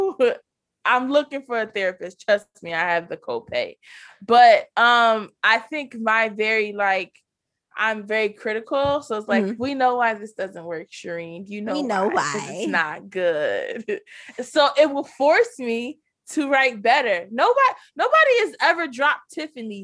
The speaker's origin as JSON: {"language": "English", "town": "Philadelphia", "region": "Pennsylvania", "country": "United States", "said": "I'm yeah. from Philadelphia"}